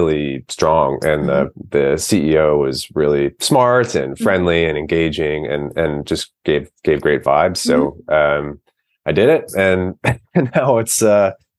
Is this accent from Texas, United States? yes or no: no; Cincinnati, Ohio, United States; moved away as an adult; now in Oakland, United States; I grew up in Cincinnati, Ohio, where I attended the University of Cincinnati